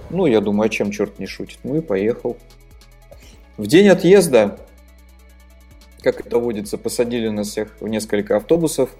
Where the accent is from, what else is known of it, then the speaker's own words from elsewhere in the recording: Naberezhnye Chelny, Tatarstan, Russia; also born or lived in Saint Petersburg; родился я в Республике Татарстан, которая находится в России